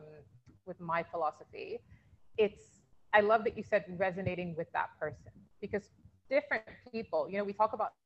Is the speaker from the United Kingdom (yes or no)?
yes; United Kingdom; I'm British Nigerian